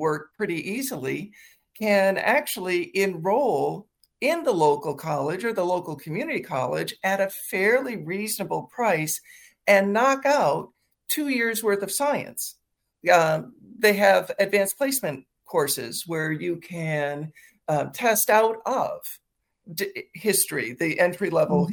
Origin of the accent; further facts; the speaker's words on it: Midwest, United States; now in Washington, D.C., United States; I grew up in the Midwest